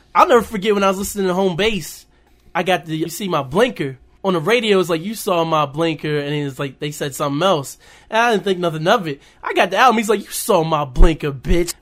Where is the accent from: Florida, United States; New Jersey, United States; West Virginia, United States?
West Virginia, United States; also born or lived in Winchester, Virginia; I grew up in Winchester, Virginia, until I was nine, and I moved to Caton Bridge, West Virginia, like, a tiny, tiny town